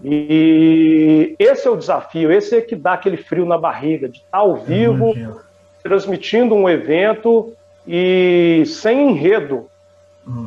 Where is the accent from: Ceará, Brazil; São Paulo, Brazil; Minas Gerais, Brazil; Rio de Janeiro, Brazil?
Minas Gerais, Brazil; Belo Horizonte; eu sou de Belo Horizonte